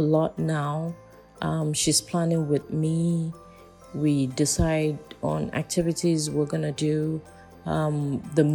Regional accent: Nigeria; I'm from Nigeria

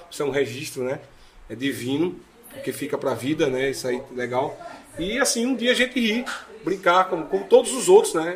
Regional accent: Inajá, Pernambuco, Brazil; moved away; also born or lived in Europe / Rio de Janeiro / São Paulo; Inajá é uma cidade que fica no sertão do Mochotó, pertinho ali de Buíque, né? É, sua, pertinho de, sua de cidade, né? minha cidade, cidade onde nasci

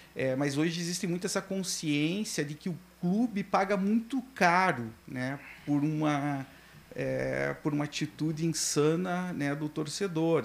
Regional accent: Curitiba, Paraná, Brazil; also born or lived in Guarapuava / Guaraniaçu; Eu sou natural de Guarapuava, hum. mas fui parido em, em Guaraniaçu, né? Que é do lado de Cascavel, mas minha família é de parte de pai e de mãe são guarapuavanos, eu me sinto guarapuavano, mas fui com sete anos para Curitiba

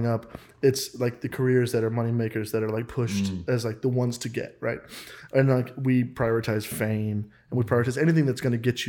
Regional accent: Kansas, United States; I'm from Kansas

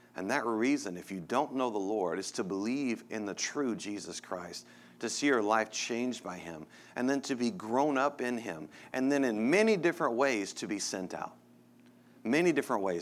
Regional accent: Texas, United States; moved away as an adult; now in Denver, United States; I grew up in Texas, and I miss the people of Texas so much

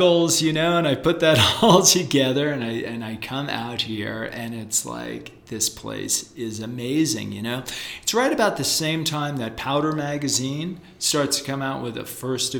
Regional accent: East Coast, United States; moved away; I grew up on the East Coast as a surfer and as a skier

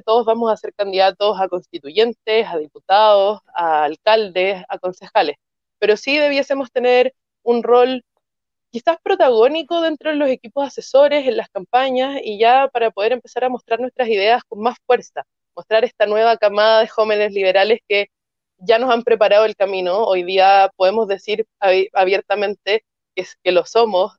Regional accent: Valparaíso, Chile; yo soy de Valparaíso

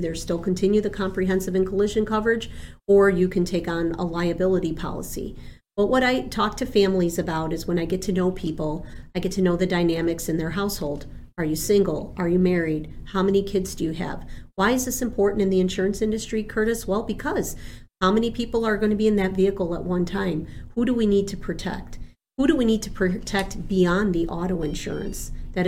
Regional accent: Argentina; born there; first language Spanish; English is a second language; because I was born in Argentina, I was raised speaking Spanish as a young child.

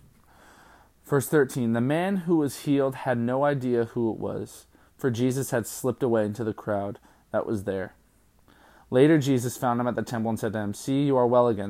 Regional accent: California, United States; when I grew up in California

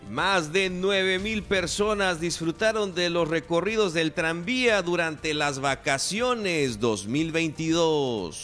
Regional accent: Campeche, Mexico; de toda la gente que nacimos y que vivimos en esta región, los, de, los que somos de Campeche

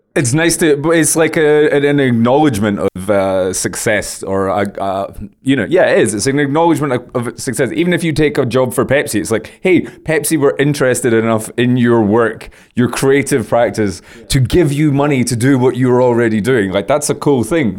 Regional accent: United Kingdom; I'm from Great Britain

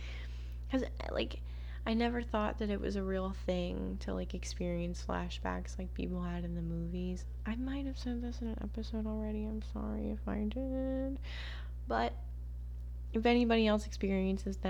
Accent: the Florida Keys, United States; moved away; not living in the Keys, growing up in the Keys

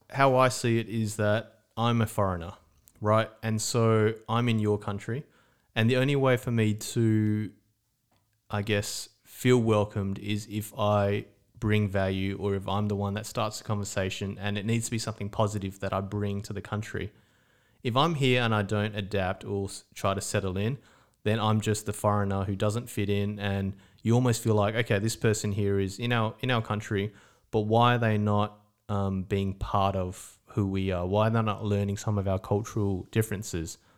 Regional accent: Australia; now in Estonia; But because I grew up in Australia, we say good morning, we say hello, we talk to strangers.

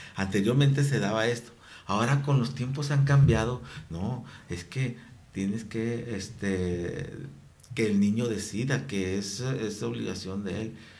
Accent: Mexico; soy mexicano, voy guadalupano

